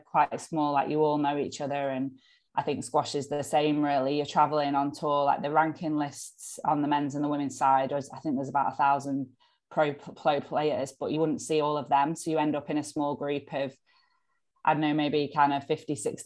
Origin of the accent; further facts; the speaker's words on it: United Kingdom; being a British squash player